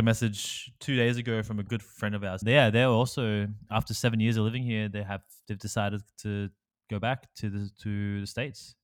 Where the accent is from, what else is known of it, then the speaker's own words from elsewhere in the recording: Bathurst, New South Wales, Australia; also born or lived in Wollongong; I am really from Bathurst, New South Wales